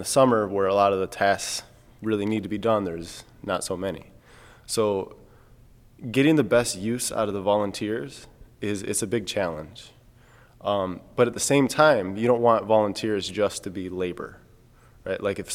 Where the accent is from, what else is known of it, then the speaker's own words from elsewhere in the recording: Michigan, United States; I'm from Michigan.